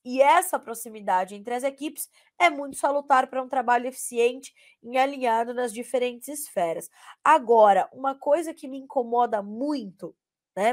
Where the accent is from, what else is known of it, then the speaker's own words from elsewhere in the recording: São Bernardo do Campo, São Paulo, Brazil; crescida, nascida e criada em São Bernardo do Campo